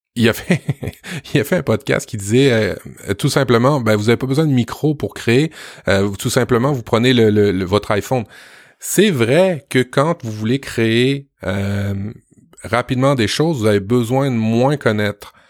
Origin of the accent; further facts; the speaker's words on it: Quebec, Canada; chez nous au Québec